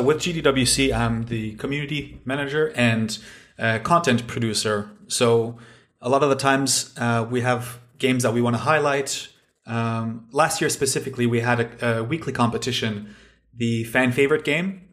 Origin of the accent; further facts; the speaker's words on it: Canada; moved away as an adult; now in Finland; I'm originally from Canada, but I'm living now in Finland, uh, for the last few years.